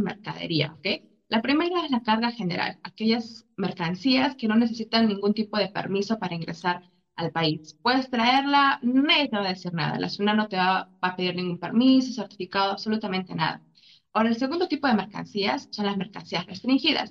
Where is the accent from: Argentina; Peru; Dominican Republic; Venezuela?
Peru; Arequipa; moved away as an adult; also born or lived in Lima / China; soy peruana, sí, viví en Arequipa, mis papás, nací en Lima, pero viví en Arequipa